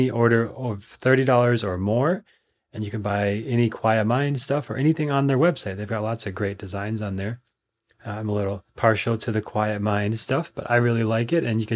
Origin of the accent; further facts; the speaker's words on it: Minnesota, United States; now in Austin, United States; When I grew up in Minnesota